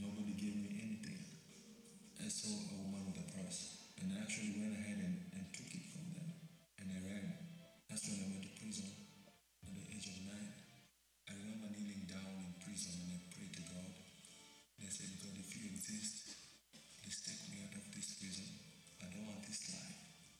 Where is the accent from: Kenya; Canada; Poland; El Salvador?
Kenya; Nairobi; I was born in Matare, Nairobi, Kenya. I grew up hungry, and as a little boy, I went to the streets of Nairobi